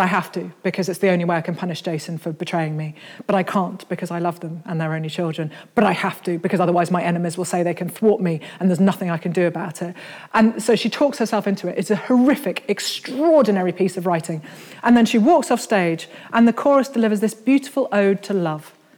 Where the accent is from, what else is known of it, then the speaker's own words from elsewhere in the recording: Birmingham, West Midlands, United Kingdom; I grew up in Birmingham, which is as far from the sea as you can possibly get and still be, in Britain.